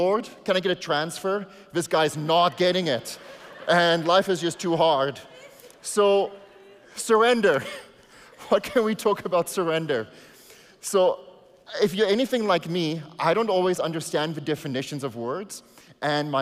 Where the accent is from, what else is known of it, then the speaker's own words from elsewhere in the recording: South Africa; first language Afrikaans; English is a second language; now in Canada; I came to Canada, I had to surrender my South African citizenship to become a Canadian